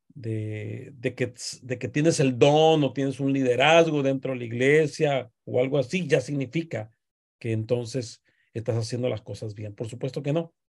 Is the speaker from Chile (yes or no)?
no; Mexico; como decimos los mexicanos